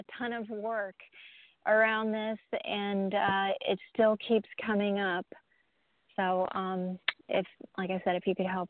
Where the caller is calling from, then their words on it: Florida, United States; I'm from Florida as well.